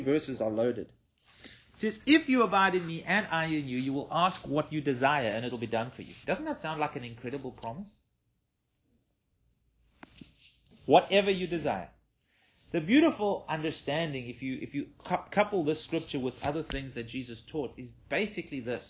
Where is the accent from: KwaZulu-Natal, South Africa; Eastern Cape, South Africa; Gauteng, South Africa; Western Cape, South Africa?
Western Cape, South Africa; we're all from the Cape